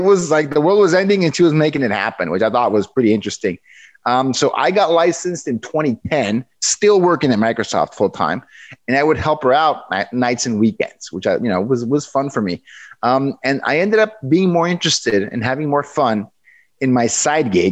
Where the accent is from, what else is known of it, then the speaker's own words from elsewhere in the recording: Mexico; moved away as an adult; now in Seattle, United States; I'm born and raised in Mexico. I went to school in Mexico.